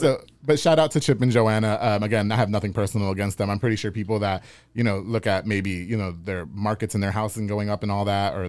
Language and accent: English; Long Island, New York, United States; now in Hewitt, United States; I'm from Long Island. We were living like in a roach infested apartment.